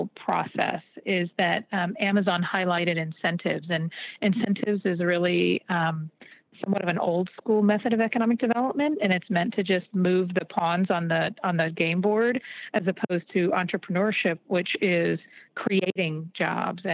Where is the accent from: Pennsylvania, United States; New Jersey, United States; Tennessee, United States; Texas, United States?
Texas, United States; Dallas; now in Maryland, United States; my hometown of Dallas